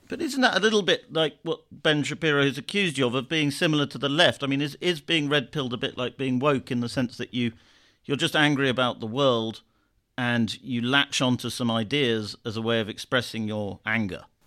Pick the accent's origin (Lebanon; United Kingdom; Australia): United Kingdom; I'm saying this as a Brit